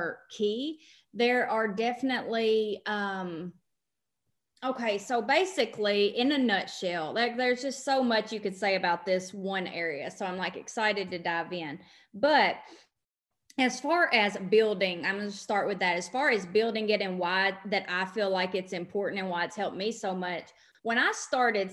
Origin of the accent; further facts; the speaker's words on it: Western Kentucky, United States; I'm from Western Kentucky, hence the accent that everybody asks about all the time